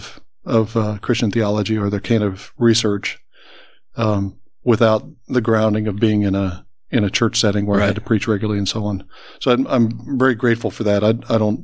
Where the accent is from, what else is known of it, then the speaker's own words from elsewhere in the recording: Columbus, Ohio, United States; I grew up in Columbus